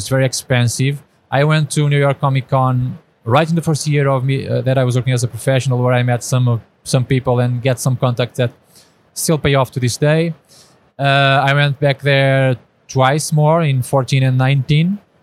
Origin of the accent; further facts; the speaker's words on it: Portugal; I'm from Portugal, so a small country